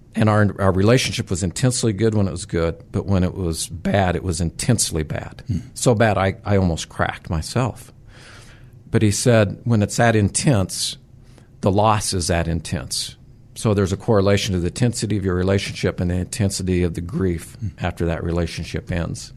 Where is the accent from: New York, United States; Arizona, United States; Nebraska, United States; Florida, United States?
Nebraska, United States; southwest; also born or lived in Sacramento; now in Nebraska, United States; I grew up in Nebraska, southwest Nebraska, very rural area